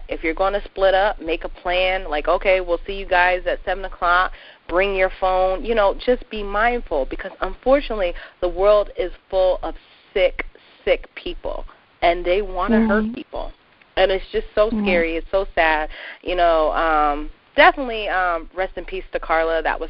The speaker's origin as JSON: {"language": "English", "region": "New England", "country": "United States", "tie": "born or raised there", "said": "I have lived in New England all of my 32 years"}